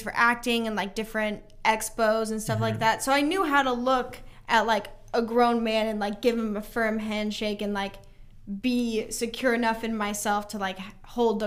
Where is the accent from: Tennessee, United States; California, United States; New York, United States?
Tennessee, United States; Nashville; I'm from Nashville